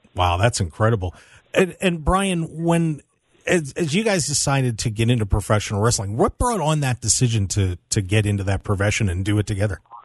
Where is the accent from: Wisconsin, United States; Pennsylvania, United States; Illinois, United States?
Pennsylvania, United States; South Central; I'm from South Central Pennsylvania myself